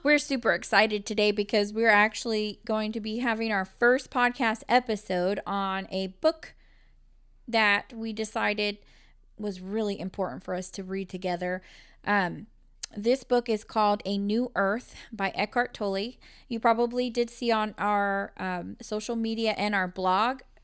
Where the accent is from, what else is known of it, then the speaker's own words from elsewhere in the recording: Texas, United States; We are from Texas, and we do pronounce things our own little way.